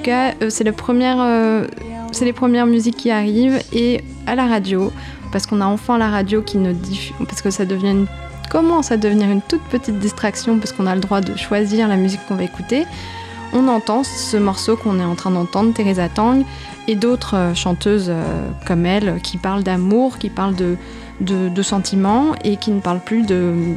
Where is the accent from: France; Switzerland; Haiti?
France; chez nous, à Paris